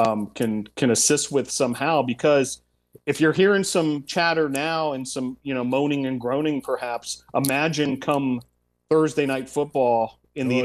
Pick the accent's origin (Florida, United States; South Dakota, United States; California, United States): Florida, United States; Miami; moved away; I'm from Miami, Florida